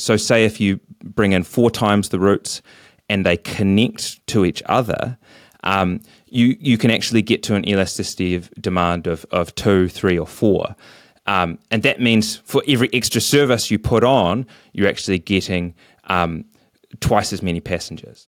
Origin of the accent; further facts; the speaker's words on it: Dunedin, Otago, New Zealand; I'd seen growing up in Dunedin